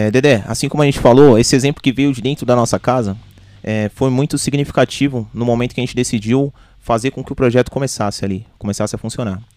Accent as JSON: {"language": "Portuguese", "town": "Arujá", "region": "São Paulo", "country": "Brazil", "tie": "born or raised there", "also_born_or_lived": "Santa Isabel", "said": "É, eu sou nascido em São Isabel, mas me criei sempre em Arujá. Só fui lá para nascer, né?"}